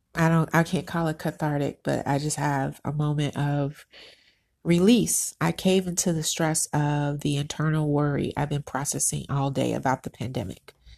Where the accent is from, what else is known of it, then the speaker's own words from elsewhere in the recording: United States; I'm Black American.